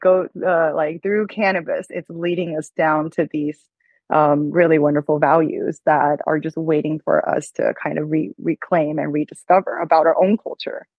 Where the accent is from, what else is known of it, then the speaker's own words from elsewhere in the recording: China; moved away; Growing up in China, I always felt like it was so patriarchal